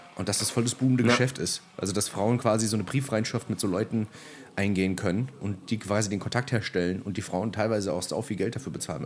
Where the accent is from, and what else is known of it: Germany